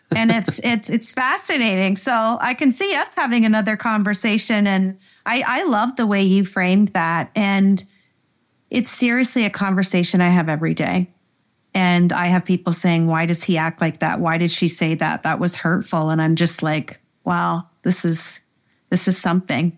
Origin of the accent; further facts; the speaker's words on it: Canada; we're Canadian